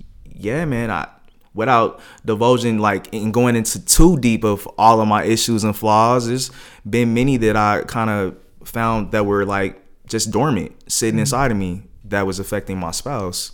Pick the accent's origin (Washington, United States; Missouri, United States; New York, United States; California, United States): Missouri, United States; Kansas City; moved away as an adult; now in San Diego, United States; I'm from Kansas City, Missouri originally